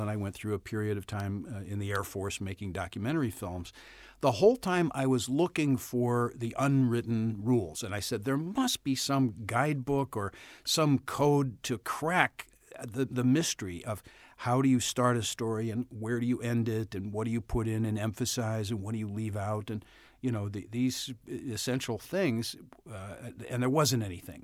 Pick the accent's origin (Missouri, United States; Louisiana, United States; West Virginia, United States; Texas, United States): Missouri, United States; St. Louis; accent: Saint Louis; moved away; I'm from the Midwest. I'm from Saint Louis